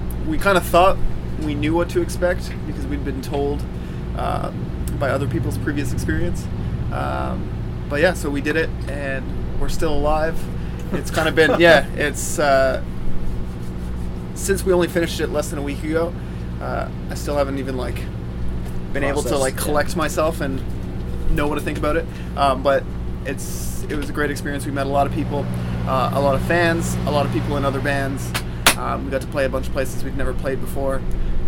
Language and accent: English; Toronto, Ontario, Canada; we're from Ontario, specifically Toronto